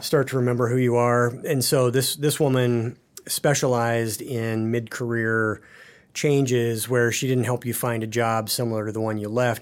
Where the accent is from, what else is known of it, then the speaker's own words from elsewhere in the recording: Paxton, Nebraska, United States; now in Excelsior, Minnesota, United States; I grew up in the North Platte River Valley